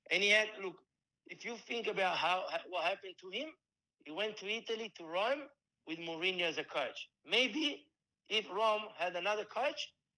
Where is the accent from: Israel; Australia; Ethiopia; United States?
Australia; Melbourne, Victoria; born there; I was born in Melbourne.